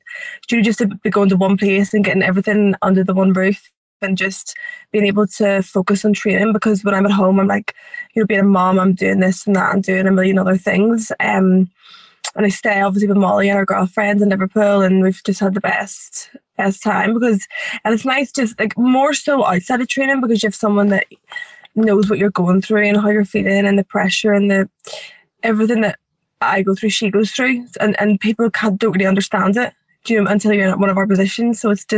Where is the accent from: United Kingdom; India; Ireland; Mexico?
Ireland; we're both from Ireland.